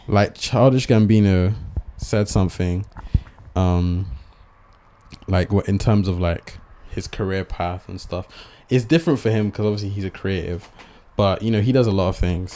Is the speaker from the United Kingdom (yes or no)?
yes; Bristol, South West England, United Kingdom; we're from Bristol